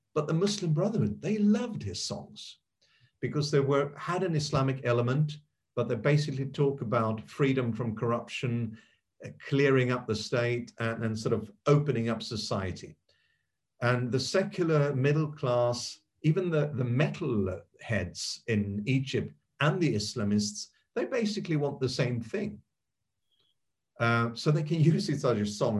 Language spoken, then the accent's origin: English; Sweden; I grew up in Sweden